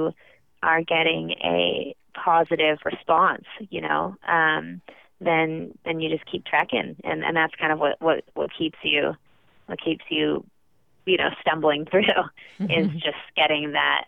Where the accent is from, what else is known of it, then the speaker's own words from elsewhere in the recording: Bay Area, right outside San Francisco, California, United States; moved away as an adult; also born or lived in Brooklyn, New York; now in New York, United States; I was born and raised in the Bay Area, right outside San Francisco, but I moved to New York for college